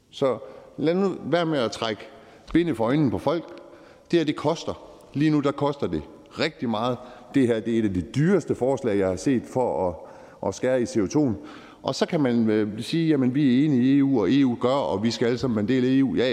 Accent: North Jutland, North Denmark Region, Denmark; jeg er nordjyde

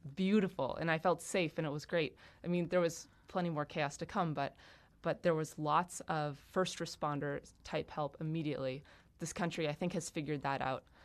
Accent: Monson, Massachusetts, United States; my hometown in half. In Western Massachusetts

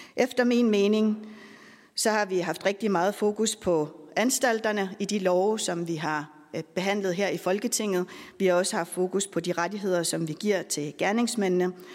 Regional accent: Greenland; min barndom i Grønland

